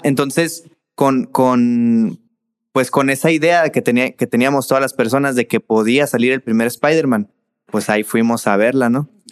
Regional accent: Sonora, Mexico; soy de aquí, de Agua Sonora

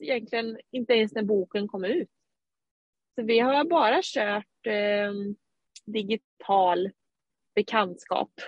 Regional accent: Skövde, Västra Götaland, Sweden; now in Eskilstuna, Sweden; Vi bor just nu i Eskilstuna men jag kommer från Skövde ursprungligen

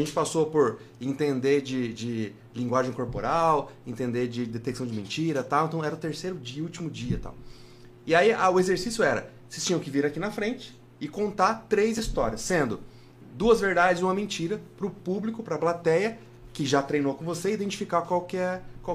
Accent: Paraná, Brazil; moved away as an adult; Eu não nasci no Paraná. Só que eu me criei no Paraná, né? Desde o meu primeiro aniversário até o 24

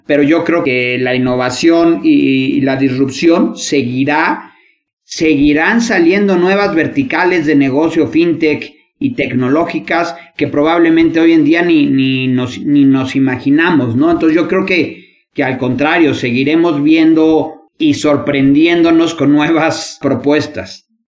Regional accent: Mexico

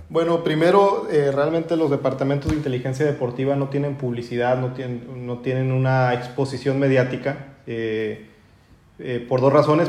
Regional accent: Torreón, Coahuila, Mexico; also born or lived in Spain; soy, de Torreón

